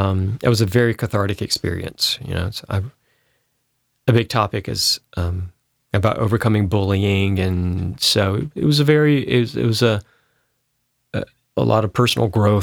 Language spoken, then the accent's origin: English; Spartanburg, South Carolina, United States; Well, I grew up in Spartanburg, South Carolina, which is mm-hmm. one of the bigger towns.